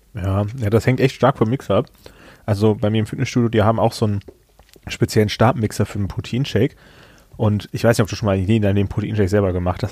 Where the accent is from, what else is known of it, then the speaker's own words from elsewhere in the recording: Germany; Ich komme aus Hahn